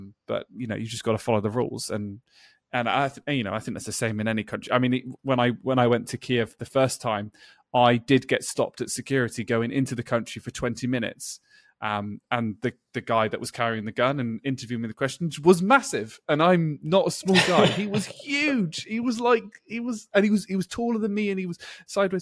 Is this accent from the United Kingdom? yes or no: yes; England, United Kingdom; I'm an English person